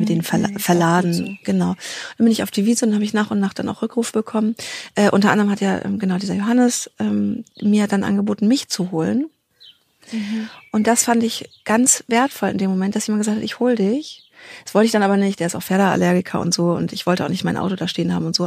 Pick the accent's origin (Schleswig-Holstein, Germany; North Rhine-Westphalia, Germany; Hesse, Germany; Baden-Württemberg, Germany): North Rhine-Westphalia, Germany; NRW; bei uns in NRW